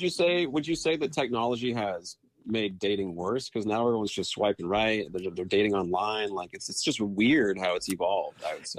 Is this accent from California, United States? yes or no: yes; Bay Area, California, United States; also born or lived in Chicago; now in Los Angeles, United States; I'm from the Bay Area, and I moved down to L A.